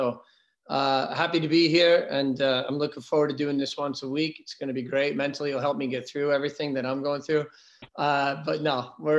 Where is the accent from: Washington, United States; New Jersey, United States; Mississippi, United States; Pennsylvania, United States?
New Jersey, United States; Kearney; born or raised there; moved away as an adult